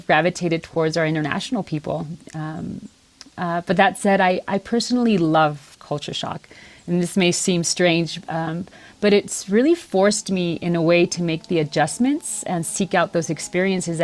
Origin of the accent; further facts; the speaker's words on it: Tijuana, Baja California, Mexico; moved away as an adult; also born or lived in San Diego, California, United States; now in Guadalajara, Mexico; I was born in San Diego, California, and raised in Tijuana, Baja California.